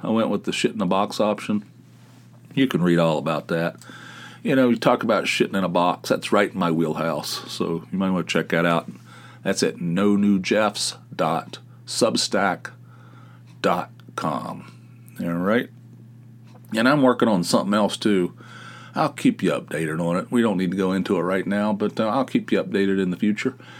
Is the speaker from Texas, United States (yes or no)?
no; West Virginia, United States; moved away; I'm from West Virginia. We eat coleslaw on our hot dogs